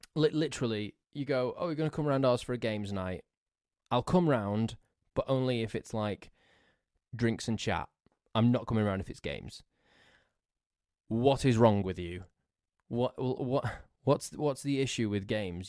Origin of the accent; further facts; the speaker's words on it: England, United Kingdom; I'm English